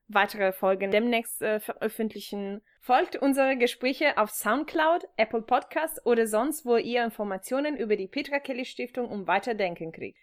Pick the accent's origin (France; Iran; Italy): Italy; Ferrara, Emilia-Romagna; German is a second language; moved away as an adult; now in Germany; ich komme aus Ferrara